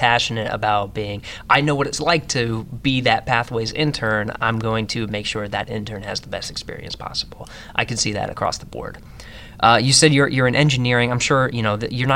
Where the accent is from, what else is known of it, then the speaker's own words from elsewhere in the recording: Pennsylvania, United States; moved away as an adult; now in Houston, United States; I came from Pennsylvania, so I had to leave a lot behind.